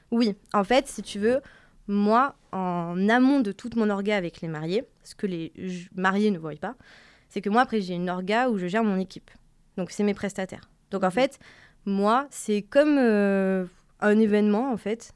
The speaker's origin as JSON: {"language": "French", "town": "Marseille", "region": "Provence-Alpes-Côte d'Azur", "country": "France", "also_born_or_lived": "Paris", "moved": "as an adult", "said": "je viens de Marseille"}